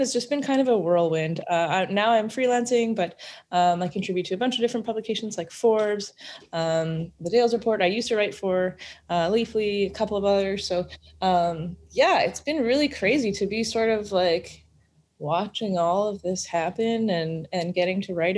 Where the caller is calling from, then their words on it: Vancouver, British Columbia, Canada; I'm in Vancouver, BC.